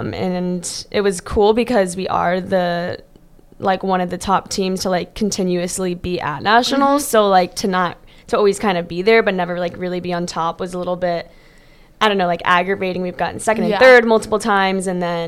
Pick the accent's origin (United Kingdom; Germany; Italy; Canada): Germany; also born or lived in Riverview, Florida; now in United States; Born in Florida, raised in Germany, and then moved back Florida.